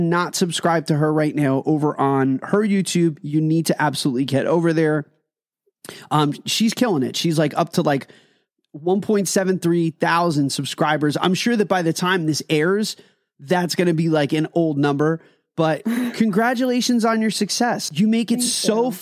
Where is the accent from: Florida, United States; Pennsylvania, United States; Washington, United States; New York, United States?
Pennsylvania, United States; I'm very close to you in Pennsylvania